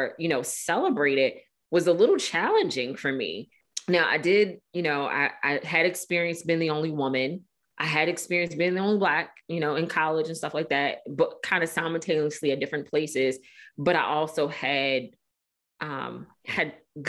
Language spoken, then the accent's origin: English; Baltimore, Maryland, United States; growing up in Baltimore City